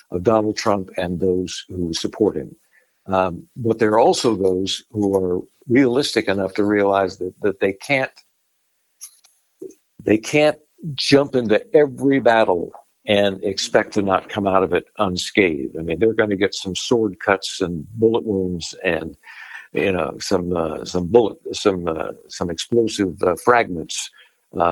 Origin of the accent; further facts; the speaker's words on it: Houston, Texas, United States; moved away; also born or lived in Denver / Washington, D.C.; I grew up in Houston